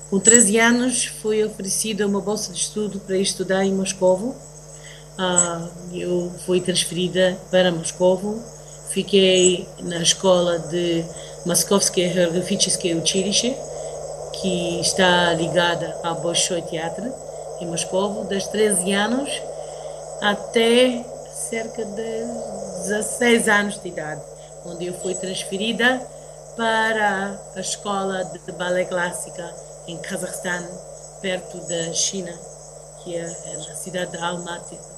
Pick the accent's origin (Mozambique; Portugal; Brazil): Mozambique; also born or lived in New York, United States; Eu nasci em Nova Iorque um